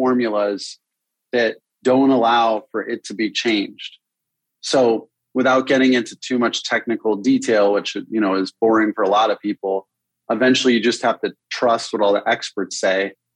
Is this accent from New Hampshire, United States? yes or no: no; Connecticut, United States; moved away; I grew up in Connecticut to start.